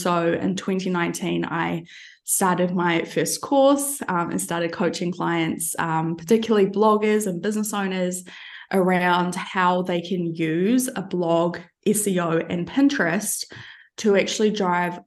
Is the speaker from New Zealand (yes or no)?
yes; New Zealand; moved away as an adult; also born or lived in London; now in Albania; I'm originally from New Zealand, but these days I am based in Albania